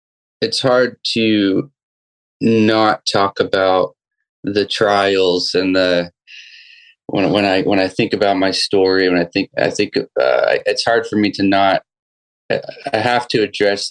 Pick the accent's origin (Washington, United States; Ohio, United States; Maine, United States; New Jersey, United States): Maine, United States; northern; moved away as an adult; also born or lived in Saint John, New Brunswick, Canada; now in Southern California, United States; when I was seven, I moved to Maine, northern Maine, grew up there, and graduated to a town of 5,000 people